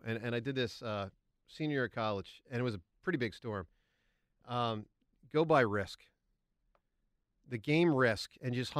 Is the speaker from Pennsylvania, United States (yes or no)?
yes; Huntingdon Valley, Pennsylvania, United States; So I lived growing up in Huntington Valley on a street that had a pretty big hill.